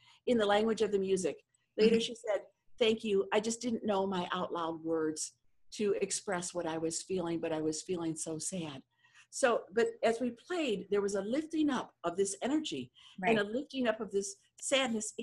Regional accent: Ann Arbor, Michigan, United States; moved away; I'm originally from Ann Arbor, Michigan

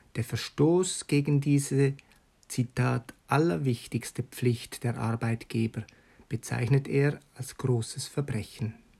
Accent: Switzerland; bei uns in der Schweiz

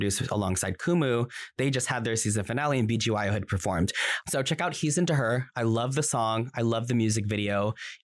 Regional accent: United States; I'm Filipino American and I can't speak Tagalog

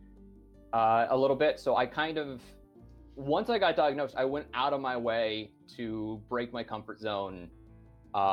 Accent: Montana, United States; moved away as an adult; also born or lived in Japan; now in Spain; where I grew up in Montana

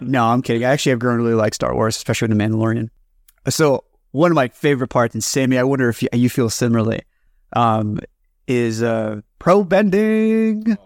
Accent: United States; all three of us come from collectivist cultures in some form or another. And it's very weird, like, growing up in the States

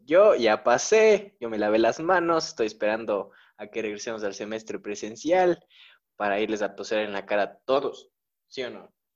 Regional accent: Ecuador; somos ecuatorianos ya

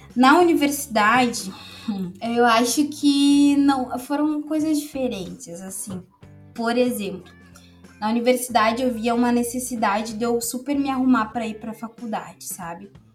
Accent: Novo Hamburgo, Rio Grande do Sul, Brazil; eu sou de Novo Hamburgo desde de sempre

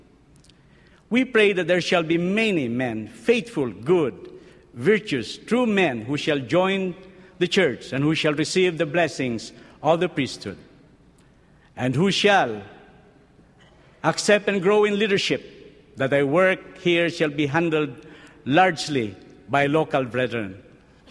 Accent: Philippines; moved away; I came from the Philippines, home to close to 67 million people

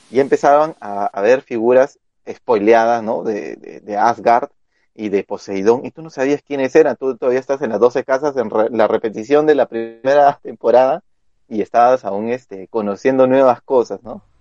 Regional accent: Lima, Peru; todavía sigo en Lince.

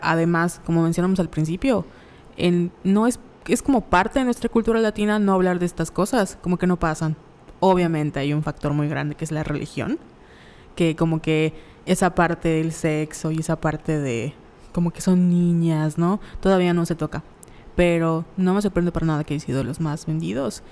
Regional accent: Mexico; como mexicanos

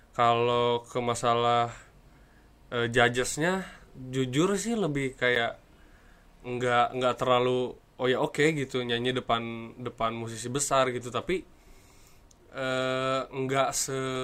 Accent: Sukabumi, West Java, Indonesia; Asal saya dari kota Sukabumi

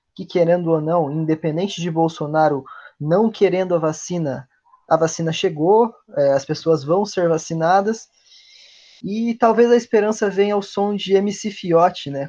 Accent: Brazil; nós, como latino-americanos também, nós, como brasileiros

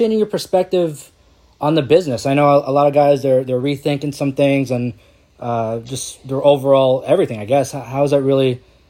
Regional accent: New Jersey, United States; I'm originally from Jersey

